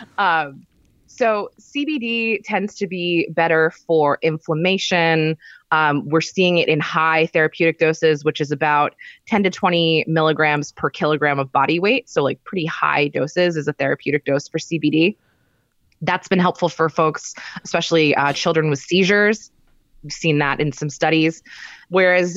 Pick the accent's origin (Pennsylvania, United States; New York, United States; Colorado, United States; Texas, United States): Pennsylvania, United States; moved away; where I grew up in Pennsylvania